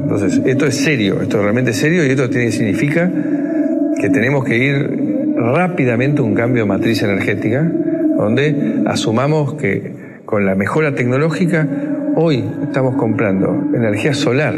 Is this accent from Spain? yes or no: no; Argentina; Y ese mismo compromiso lo tengo como, argentino.